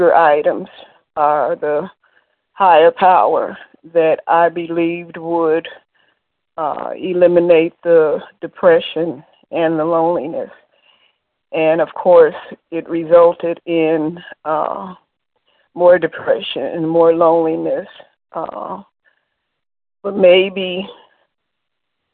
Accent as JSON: {"language": "English", "town": "Chicago", "region": "Illinois", "country": "United States", "said": "I'm from Chicago"}